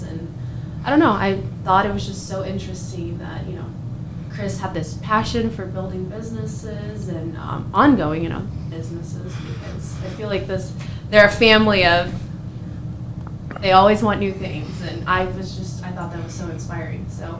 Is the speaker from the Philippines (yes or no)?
no; Brazil; moved away as an adult; also born or lived in Chicago; now in Iowa, United States; I'm originally from Brazil. Moved here for school.